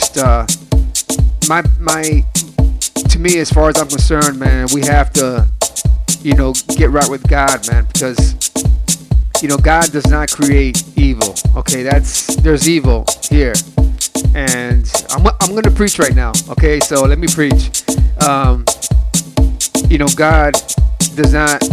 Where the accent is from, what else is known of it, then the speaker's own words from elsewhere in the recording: Cleveland, Ohio, United States; I grew up in Cleveland, Ohio, South Lorraine to be exact